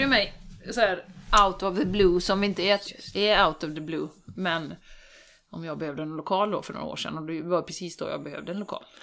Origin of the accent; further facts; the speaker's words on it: Sweden; som svensk